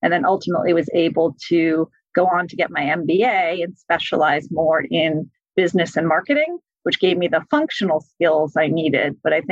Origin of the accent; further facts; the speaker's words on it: Massachusetts, United States; I am originally from Massachusetts. I actually went to an all-girls Catholic high school